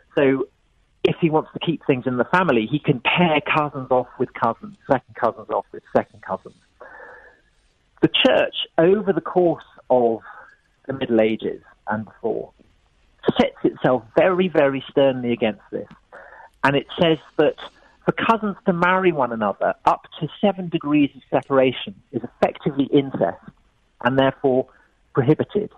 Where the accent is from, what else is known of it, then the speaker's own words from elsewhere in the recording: England, United Kingdom; I was brought up in England here here in Britain